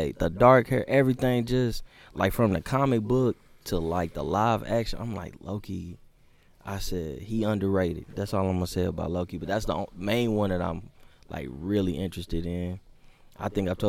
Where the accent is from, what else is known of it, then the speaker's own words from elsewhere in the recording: Dallas, Texas, United States; I grew up in the Highland Hills area of Oak Cliff, 75241.